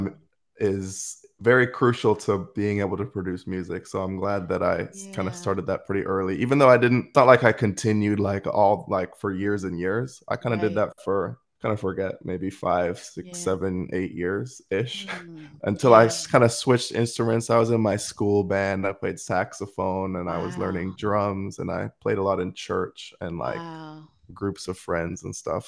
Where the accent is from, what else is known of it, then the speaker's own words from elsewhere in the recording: Vancouver, British Columbia, Canada; now in Miami, United States; Yeah, so I was born and raised in near Vancouver, British Columbia in Canada